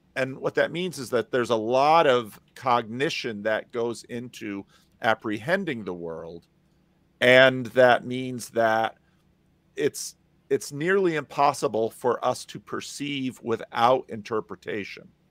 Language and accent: English; New Jersey, United States; now in Sacramento, United States; I grew up in New Jersey